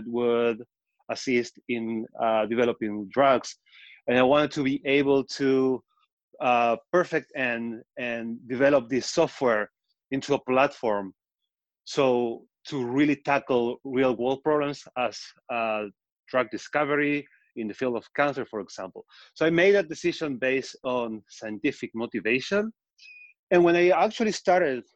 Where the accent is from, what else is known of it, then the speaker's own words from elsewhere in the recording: Patagonia, Argentina; accent: Argentine; moved away as an adult; also born or lived in Israel; now in New York, United States; So I'm from Argentina. That's the accent. That's where it's from. I'm from Patagonia. But I moved to Israel